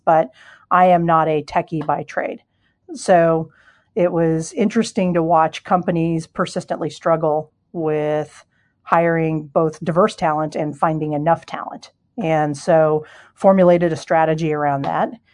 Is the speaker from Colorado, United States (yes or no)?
yes; Denver, Colorado, United States; also born or lived in Ohio / Cincinnati, Ohio / East Coast; now in Seattle, United States; I'm from Denver originally, but lived on the East Coast for a lot of years